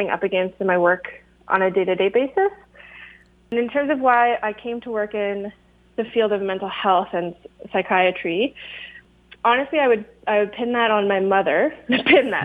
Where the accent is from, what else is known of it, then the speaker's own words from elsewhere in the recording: Kitchener, Ontario, Canada; now in Guelph, Canada; I grew up on the Six Nations of the Grand River Territory under the Haldimand Tract and Kitchener-Waterloo area.